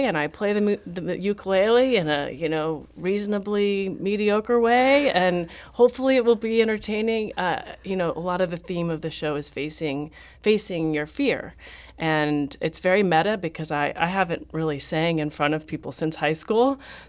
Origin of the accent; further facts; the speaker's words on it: Haworth, Yorkshire and the Humber, United Kingdom; So I grew up in Haworth, and my mom and I ran a small business together as face painters.